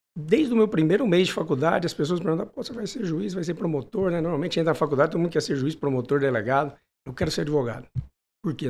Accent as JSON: {"language": "Portuguese", "town": "Manaus", "region": "Amazonas", "country": "Brazil", "tie": "born or raised there", "also_born_or_lived": "São Paulo / São José do Rio Preto", "moved": "yes", "said": "Eu nasci em São Paulo, mudei com três anos para Manaus"}